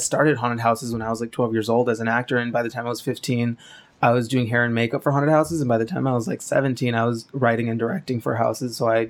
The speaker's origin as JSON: {"language": "English", "town": "Calexico", "region": "California", "country": "United States", "moved": "as an adult", "lives_now": "Los Angeles, United States", "said": "I'm originally from this very shitty little town called Calexico, Imperial Valley. It's like all the way south to the border of California, like on the border of Baja California."}